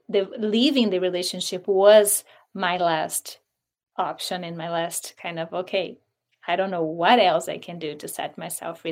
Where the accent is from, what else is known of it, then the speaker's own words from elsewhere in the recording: Brazil; moved away as an adult; now in United States; I'm from Brazil, so I was born and raised there.